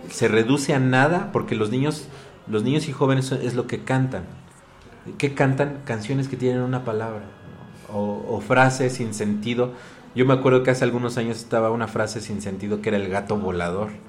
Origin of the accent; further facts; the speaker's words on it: Mexico; Son cosas que nos identifican como mexicanos.